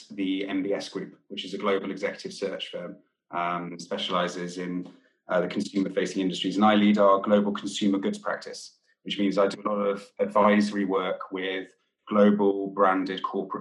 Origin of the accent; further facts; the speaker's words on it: Wales, United Kingdom; I'm from Wales. I grew up in rural countryside Wales, surrounded by farms.